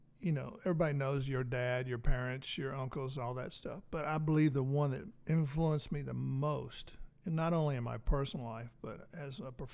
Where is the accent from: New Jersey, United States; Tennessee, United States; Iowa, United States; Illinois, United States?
Tennessee, United States; Nashville; now in Clarksville, United States; Growing up in East Nashville